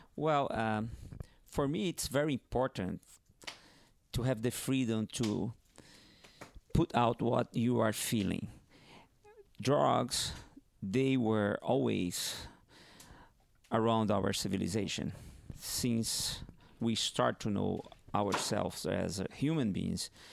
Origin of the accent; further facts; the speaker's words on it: Northeast Brazil, Brazil; first language Portuguese; English is a second language; moved away; also born or lived in Hawaii; I grew up in northeast of Brazil, and, but I had to leave my town, my hometown, and go to southeast of Brazil